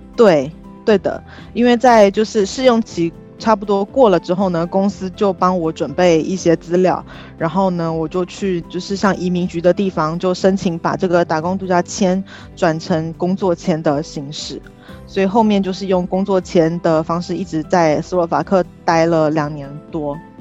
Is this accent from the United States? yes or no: no; Taoyuan, Taiwan; moved away as an adult; also born or lived in Slovakia; 我是在桃园长大的嘛，然后桃园也算是一个城市